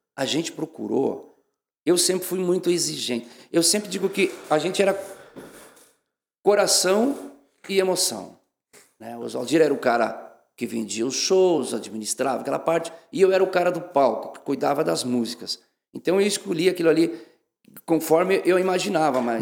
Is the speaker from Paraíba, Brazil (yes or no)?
no; Campo Novo, Rio Grande do Sul, Brazil; moved away as an adult; also born or lived in Passo Fundo, Brazil / São Paulo, Brazil; now in Santa Catarina, Brazil; Mas eu sou do interior, do interior da cidade de Campo Novo, me criei rolando pedra nas canelas com meu pai